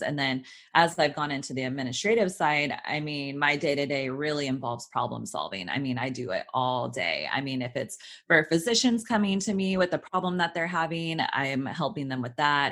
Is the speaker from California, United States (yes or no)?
yes; Sacramento, California, United States; moved away as an adult; now in Los Angeles, United States; I grew up in Sacramento.